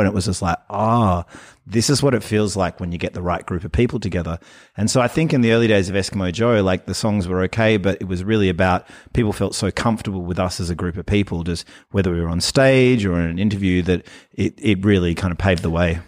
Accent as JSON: {"language": "English", "town": "Fremantle", "region": "Western Australia", "country": "Australia", "said": "I am from Fremantle"}